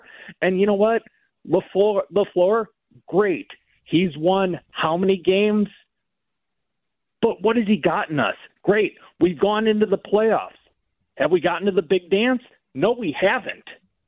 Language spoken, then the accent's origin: English; Wisconsin, United States; now in Dallas, United States; I was born in Wisconsin, 1976.